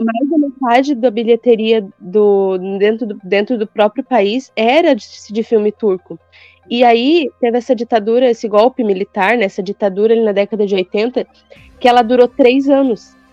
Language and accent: Portuguese; Brazil